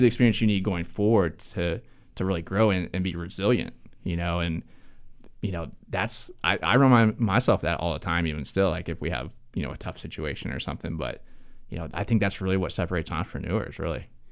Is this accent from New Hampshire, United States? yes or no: no; Ohio, United States; moved away as an adult; now in Charlotte, United States; I'm from Ohio